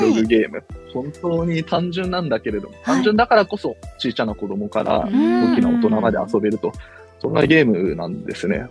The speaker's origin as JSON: {"language": "Japanese", "country": "Japan", "tie": "born or raised there", "said": "ずっと東京首都圏で生まれ育って東京の大学に通ってた"}